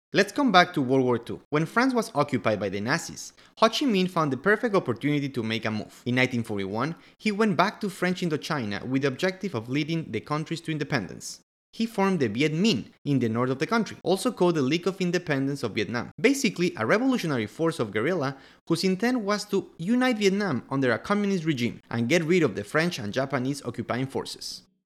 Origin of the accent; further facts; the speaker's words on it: Quito, Pichincha, Ecuador; I'm from Quito, Ecuador.